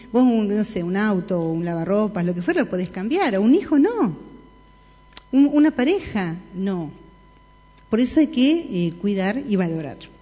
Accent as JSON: {"language": "Spanish", "country": "Argentina"}